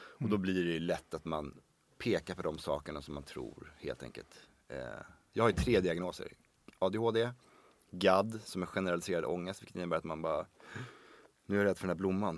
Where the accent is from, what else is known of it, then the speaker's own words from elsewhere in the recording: Sweden; jag är ju som sagt född och uppvuxen i Sverige